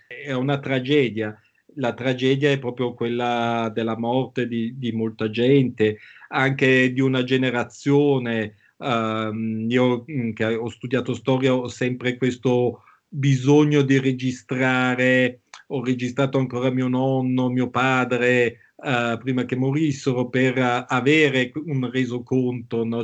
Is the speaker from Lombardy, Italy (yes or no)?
yes; Milan, Lombardy, Italy; also born or lived in Bangkok; noi da ragazzini a Milano